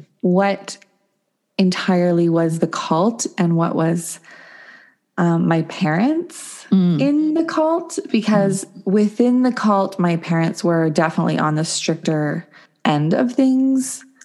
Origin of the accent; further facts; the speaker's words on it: Williams Lake, British Columbia, Canada; In Williams Lake, BC, Canada.